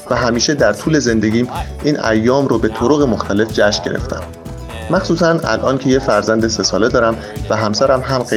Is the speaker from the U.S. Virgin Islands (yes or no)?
yes; U.S. Virgin Islands; born there; و من در ویرجین آیلند متولد شدم.